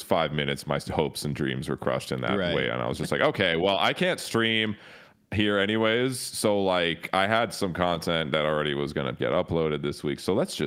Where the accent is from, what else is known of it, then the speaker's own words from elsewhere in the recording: Toronto, Ontario, Canada; growing up in Toronto, I didn't really have like metal homies